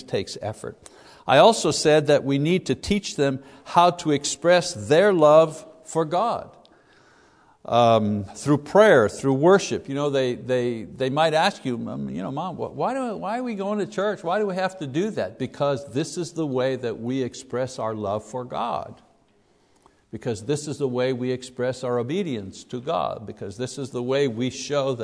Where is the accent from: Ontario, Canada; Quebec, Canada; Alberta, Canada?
Quebec, Canada; when I was a kid growing up in Quebec, Roman Catholic Quebec